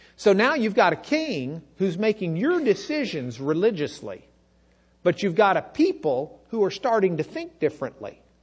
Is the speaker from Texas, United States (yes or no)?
yes; Lubbock, Texas, United States; growing up in Lubbock